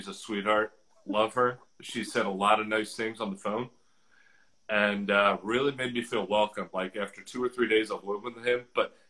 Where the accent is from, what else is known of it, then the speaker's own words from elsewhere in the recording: Northeast, United States; Now, listen, I'm from the Northeast.